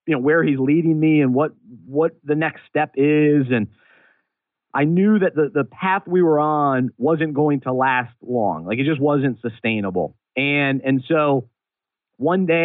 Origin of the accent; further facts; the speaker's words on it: Charlotte, North Carolina, United States; the skyline of Charlotte, my hometown